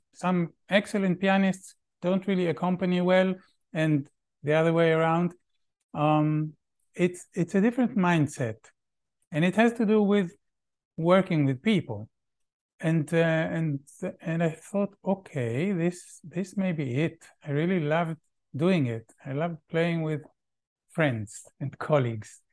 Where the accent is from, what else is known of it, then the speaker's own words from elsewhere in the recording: Tel Aviv, Tel Aviv District, Israel; English is a second language; moved away as an adult; also born or lived in Vienna, Austria / Valparaíso, Chile; now in Chile; I grew up in Tel Aviv. I lived in Israel until I was twenty-eight